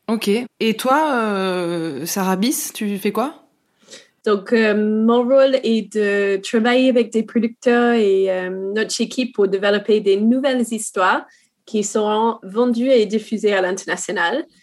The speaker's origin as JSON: {"language": "French", "country": "New Zealand", "first_language": "English", "second_language": "French", "said": "bah, je suis néo-zélandaise, donc euh"}